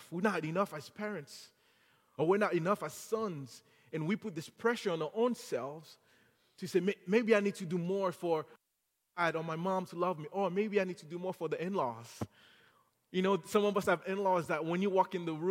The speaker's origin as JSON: {"language": "English", "town": "Vero Beach", "region": "Florida", "country": "United States", "tie": "born or raised there", "said": "Again, I grew up in Miami, uh, in Vero Beach, where we have a lot of hurricanes"}